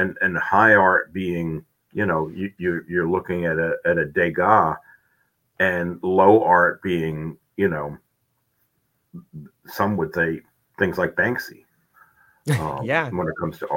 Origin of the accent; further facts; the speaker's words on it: New York City, New York, United States; moved away as an adult; also born or lived in South Dakota; I grew up in New York City